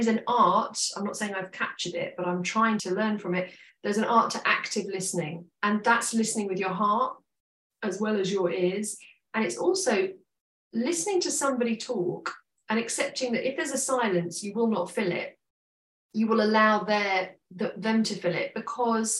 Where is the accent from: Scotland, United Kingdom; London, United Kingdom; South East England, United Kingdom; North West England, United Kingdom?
London, United Kingdom; as a teenager growing up in London